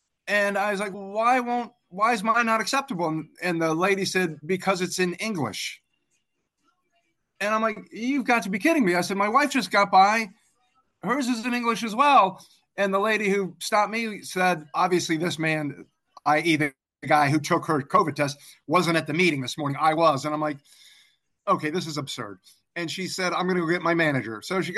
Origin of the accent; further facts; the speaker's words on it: East Coast, United States; moved away as an adult; also born or lived in Africa; now in London, United Kingdom; I grew up on the East Coast of the U.S., just south of Washington, D.C. I am currently living in London.